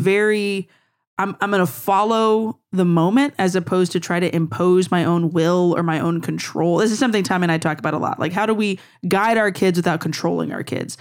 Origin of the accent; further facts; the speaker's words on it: Louisiana, United States; I'm from Louisiana